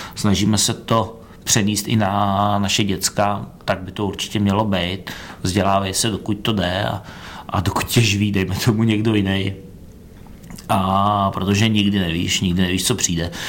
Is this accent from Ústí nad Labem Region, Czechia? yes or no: yes; Ústí nad Labem, Ústí nad Labem Region, Czechia; also born or lived in Brno; když jsme přelezli z Brna do Ústí